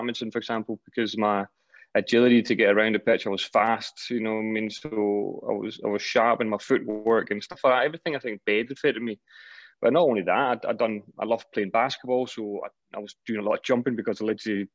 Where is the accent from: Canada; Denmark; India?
Denmark; moved away; also born or lived in Scotland; I was still in my hometown, my boys' club at that point